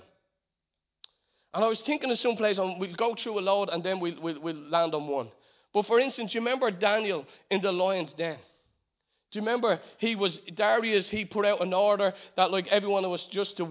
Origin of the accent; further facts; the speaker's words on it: Ireland; as an Irishman